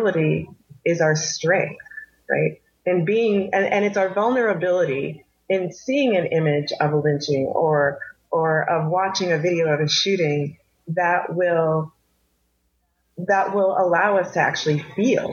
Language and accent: English; New Jersey, United States; I'm from New Jersey, worked in New York